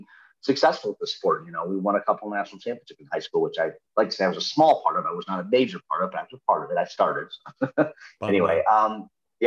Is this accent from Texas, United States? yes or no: no; Minnesota, United States; I grew up in Minnesota